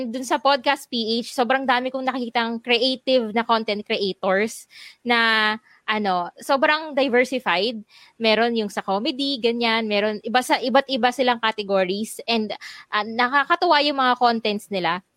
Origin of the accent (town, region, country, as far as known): Philippines